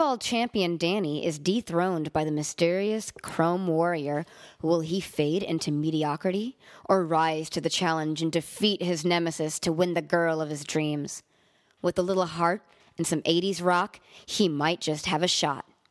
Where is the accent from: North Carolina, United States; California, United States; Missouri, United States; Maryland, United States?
California, United States; Los Angeles; also born or lived in Montreal; I'm really from Los Angeles